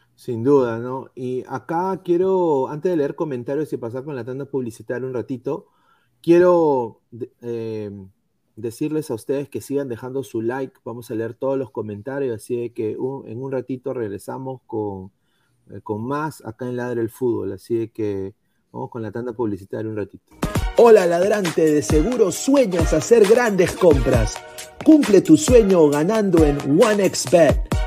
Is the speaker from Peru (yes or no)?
yes; Peru; now in United States; todos somos peruanos